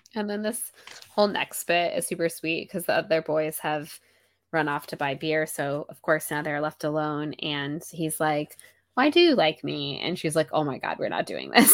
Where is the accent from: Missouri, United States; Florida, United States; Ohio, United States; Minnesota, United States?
Florida, United States; I was born and raised in Florida